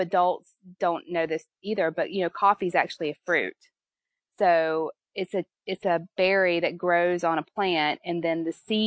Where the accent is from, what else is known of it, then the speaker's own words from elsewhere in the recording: Milledgeville, Georgia, United States; now in Charleston, United States; I'm originally from Milledgeville, Georgia, which is the home of Flannery O'Connor